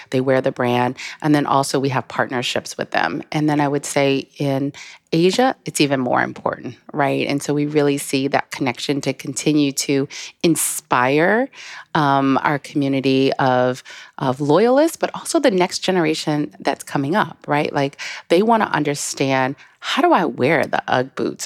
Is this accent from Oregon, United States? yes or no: no; South Carolina, United States; moved away; also born or lived in Paris; I am originally from South Carolina